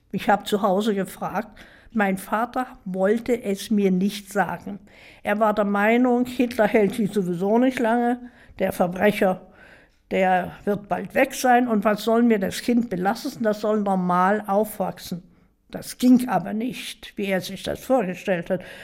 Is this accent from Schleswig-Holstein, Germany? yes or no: no; Dresden, Saxony, Germany; Ja, ich bin in Dresden geboren